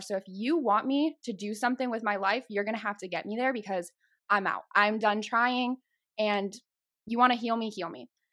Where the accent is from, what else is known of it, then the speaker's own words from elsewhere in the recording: Chicago, Illinois, United States; accent: Chicago; moved away as an adult; now in Texas, United States; I was born and raised in Chicago, so if you hear those accents start to come out a little bit, it's that Chicago